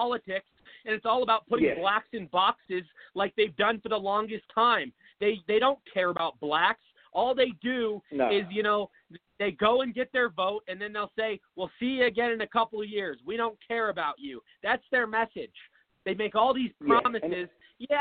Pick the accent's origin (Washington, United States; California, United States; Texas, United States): Washington, United States; Seattle; moved away as an adult; now in Phoenix, United States; I was born and raised in Seattle. I moved to Phoenix, Arizona about 8 years ago